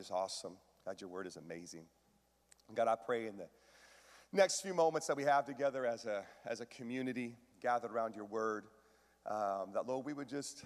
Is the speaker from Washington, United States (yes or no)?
yes; Washington, United States; I grew up in Washington, lots of lakes